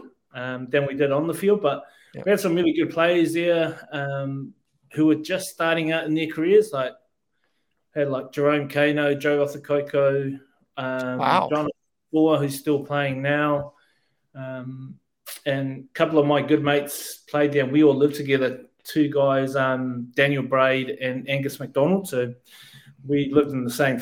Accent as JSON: {"language": "English", "region": "Auckland", "country": "New Zealand", "tie": "born or raised there", "also_born_or_lived": "Ireland", "moved": "as an adult", "lives_now": "Melbourne, Australia", "said": "But I am Samoan descent. I grew up in Auckland, and Auckland's where I consider home"}